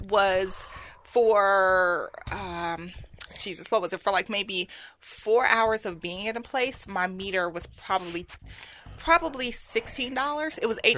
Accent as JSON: {"language": "English", "town": "Chicago", "region": "Illinois", "country": "United States", "tie": "born or raised there", "also_born_or_lived": "Nashville", "moved": "as an adult", "lives_now": "Memphis, United States", "said": "Born and raised in Chicago."}